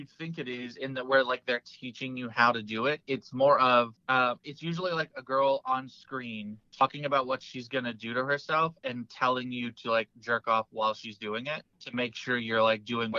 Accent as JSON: {"language": "English", "region": "Georgia", "country": "United States", "tie": "born or raised there", "moved": "yes", "lives_now": "Virginia, United States", "said": "my home state of Georgia is big ass."}